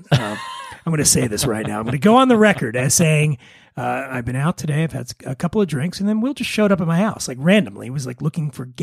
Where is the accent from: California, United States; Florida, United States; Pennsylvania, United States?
Pennsylvania, United States; Philadelphia; I'm an, Eagles fan. I'm from Philly